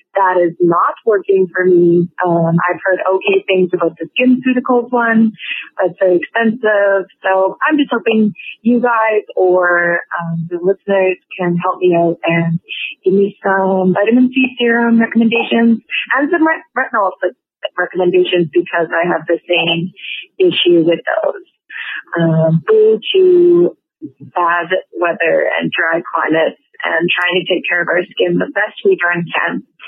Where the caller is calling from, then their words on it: Edmonton, Alberta, Canada; I'm calling from Edmonton, Alberta, Canada, where the climate is not the best. It's very dry. It's very cold here.